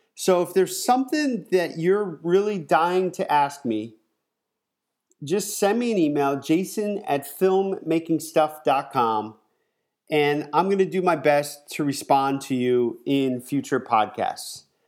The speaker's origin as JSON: {"language": "English", "region": "Pennsylvania", "country": "United States", "also_born_or_lived": "Southern California", "moved": "as an adult", "lives_now": "California, United States", "said": "I'm from Pennsylvania"}